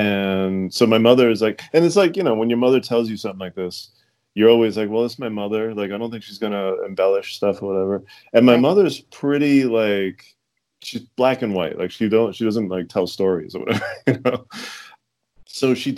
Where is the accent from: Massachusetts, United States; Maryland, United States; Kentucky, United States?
Massachusetts, United States; Fall River; we grew up in Fall River, Boston, and then we moved, my family moved to Fall River.